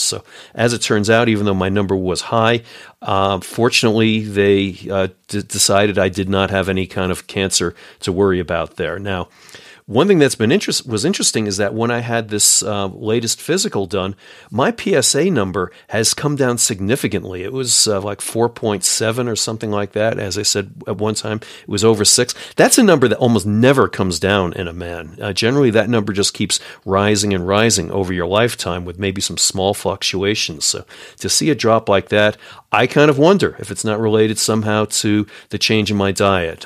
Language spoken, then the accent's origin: English; New York, United States; I'm a New Yorker